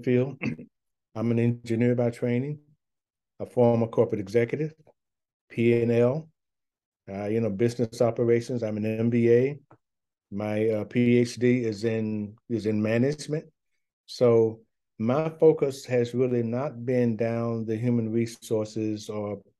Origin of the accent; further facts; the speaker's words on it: the South, United States; I'm a Southerner